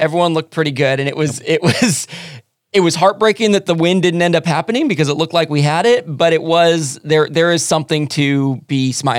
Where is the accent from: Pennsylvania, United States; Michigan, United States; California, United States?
California, United States; Los Angeles; as a born and raised in Los Angeles, as a fan of the Lakers dynasty of the late 1990s and early 2000s.